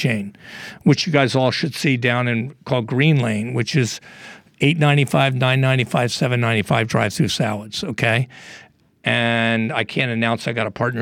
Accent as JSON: {"language": "English", "town": "Philadelphia", "region": "Pennsylvania", "country": "United States", "tie": "born or raised there", "also_born_or_lived": "New York", "moved": "yes", "lives_now": "Miami, United States", "said": "I'm now in Miami, but I grew up outside of Philadelphia"}